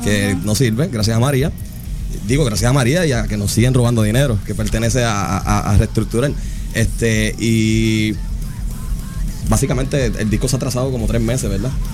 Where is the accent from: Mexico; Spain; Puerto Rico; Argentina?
Puerto Rico; sentimos nosotros como puertorriqueños